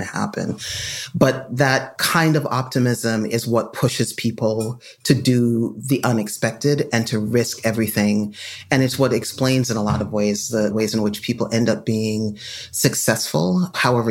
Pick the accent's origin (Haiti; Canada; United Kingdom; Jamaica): Jamaica; now in United States; I grew up in Jamaica, came to the United States.